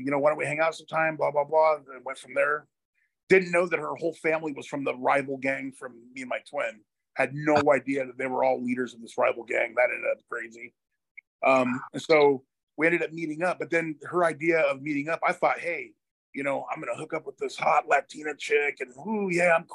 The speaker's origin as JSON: {"language": "English", "town": "Hillsboro", "region": "Oregon", "country": "United States", "tie": "born or raised there", "also_born_or_lived": "Portland, Oregon / Beaverton, Oregon", "said": "I was born and raised in Portland, Oregon, in 1980, and lived in the grew up in the suburbs, in a city called Hillsboro, Beaverton, Hillsboro area"}